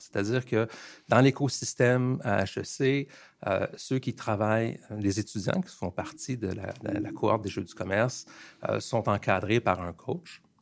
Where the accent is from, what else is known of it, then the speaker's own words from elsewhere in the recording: Montreal, Quebec, Canada; also born or lived in Plateau-Mont-Royal, Montreal; je suis quelqu'un de un produit de Montréal, de Ville-Saint-Laurent. J'ai grandi à Ville-Saint-Laurent.